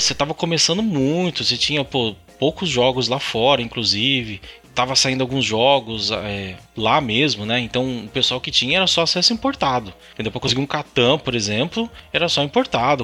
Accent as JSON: {"language": "Portuguese", "town": "Piracicaba", "region": "São Paulo", "country": "Brazil", "tie": "born or raised there", "said": "Eu sou de interior de São Paulo, Piracicaba, então fiz lá os encontros, é, encontro Piracicabano, primeiro e segundo de RPG, eu era moleque ainda, tava no colegial"}